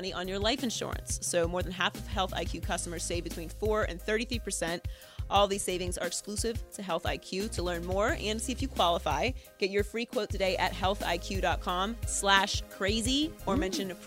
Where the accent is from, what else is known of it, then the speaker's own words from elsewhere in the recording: Turtle Creek, Pennsylvania, United States; moved away as an adult; also born or lived in Miami; now in Los Angeles, United States; I was born and raised in Turtle Creek, which is a suburb of Pittsburgh